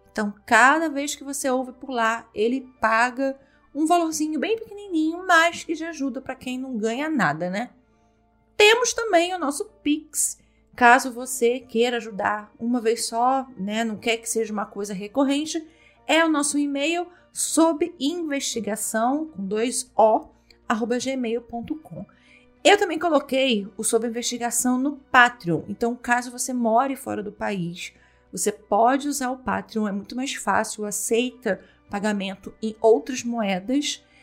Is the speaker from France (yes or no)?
no; Brazil; eu sou brasileira